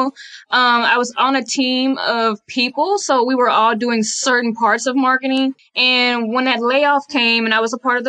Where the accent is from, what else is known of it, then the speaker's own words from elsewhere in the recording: Dallas, Texas, United States; I am born and raised in Dallas, Texas. So I'm a real Texas girl